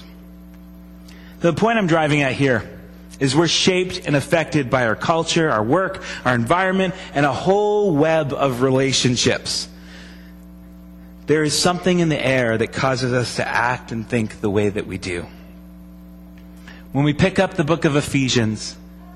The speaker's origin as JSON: {"language": "English", "country": "United States"}